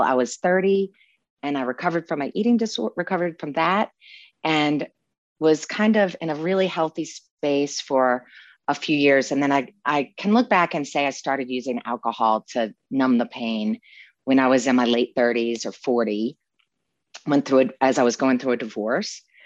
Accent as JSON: {"language": "English", "town": "New Orleans", "region": "Louisiana", "country": "United States", "tie": "born or raised there", "said": "growing up in New Orleans"}